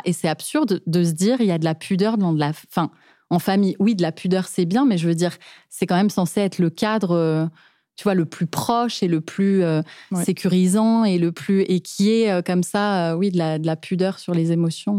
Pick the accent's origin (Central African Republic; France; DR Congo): France; Paris, Île-de-France; j'ai grandi dans un environnement d'artistes qui gagne sa vie en tant qu'artiste, quoi. Donc, on a grandi à Montmartre